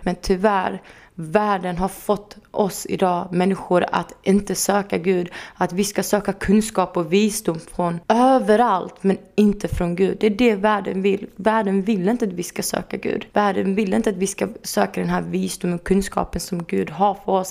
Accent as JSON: {"language": "Swedish", "town": "Örkelljunga", "region": "Skåne", "country": "Sweden", "tie": "born or raised there", "lives_now": "Helsingborg, Sweden", "said": "Jag är uppväxt i Örkelljunga"}